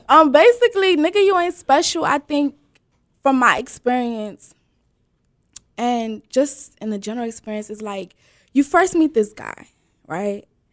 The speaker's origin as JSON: {"language": "English", "area": "Prince George's County", "region": "Maryland", "country": "United States", "said": "I'm from Prince George's County, Maryland, with roots deep in Sierra Leone."}